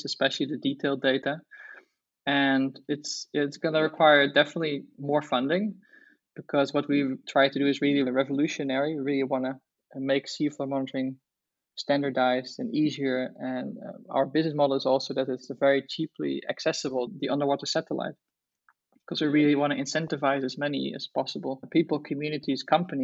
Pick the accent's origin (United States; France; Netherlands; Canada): Netherlands; I grew up in Holland